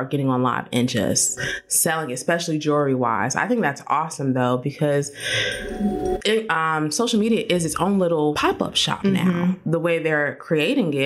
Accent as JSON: {"language": "English", "town": "Winston-Salem", "region": "North Carolina", "country": "United States", "moved": "yes", "lives_now": "Raleigh, United States", "said": "I'm originally from Winston."}